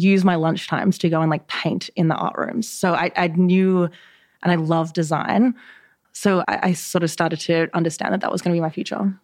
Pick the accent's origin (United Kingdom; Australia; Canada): Australia; Mudgee, New South Wales; moved away as an adult; also born or lived in New York City; I grew up in a little town called Mudgee, which is like three and a half hours northwest of Sydney in New South Wales, Australia.